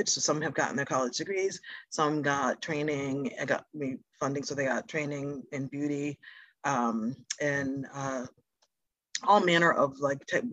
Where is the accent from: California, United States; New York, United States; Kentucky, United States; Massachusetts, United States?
Massachusetts, United States; Boston; African-American, growing up in Boston. Parents are from the South.